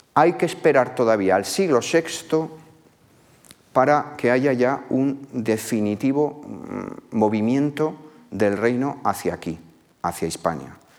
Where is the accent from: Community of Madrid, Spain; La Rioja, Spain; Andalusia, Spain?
La Rioja, Spain; mi tierra, en la zona de lo que hoy es La Rioja